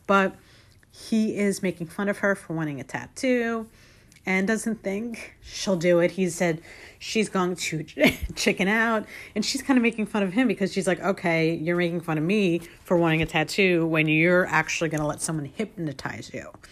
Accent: Long Island, New York, United States; I was raised on Long Island

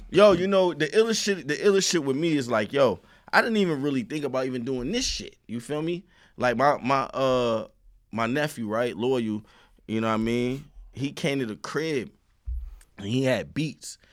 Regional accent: New York City, New York, United States; also born or lived in Far Rockaway, Queens; I'm from the Sty, Marcy

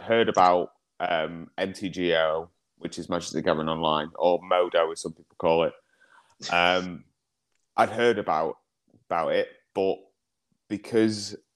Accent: Congleton, North West England, United Kingdom; also born or lived in Stoke-on-Trent / Northwich; played with some mates in Congress in my hometown

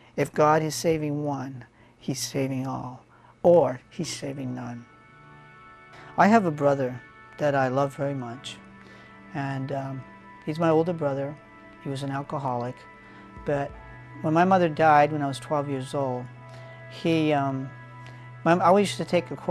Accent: New Hampshire, United States; now in Texas, United States; We're from New Hampshire.

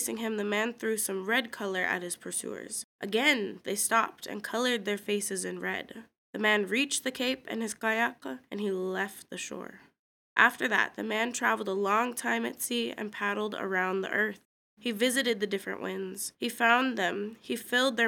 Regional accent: Kodiak, Alaska, United States; also born or lived in Afognak; I was born and raised in Kodiak

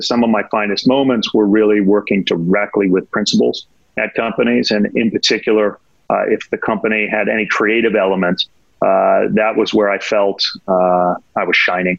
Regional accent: Laguna Beach, California, United States; moved away as an adult; also born or lived in Los Angeles, United States; now in New York, United States; I was born in LA, so West Coast guy, born and raised in Laguna Beach

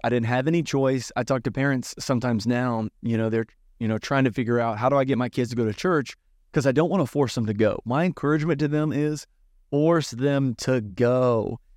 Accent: Southern Virginia, United States; I grew up in Southern Virginia

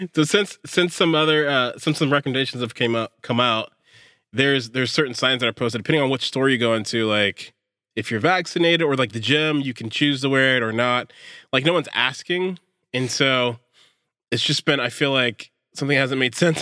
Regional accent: Pittsburg, California, United States; I grew up in Pittsburgh

